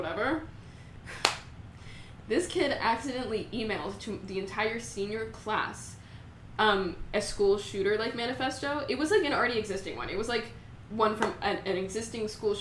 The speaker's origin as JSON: {"language": "English", "town": "San Antonio", "region": "Texas", "country": "United States", "said": "I'm from San Antonio, so it's, like, a lot of people are Hispanic there"}